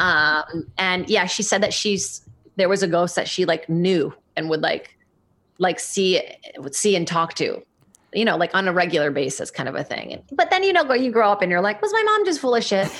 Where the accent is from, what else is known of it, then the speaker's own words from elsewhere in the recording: São Paulo, Brazil; moved away; I grew up in Brazil, in São Paulo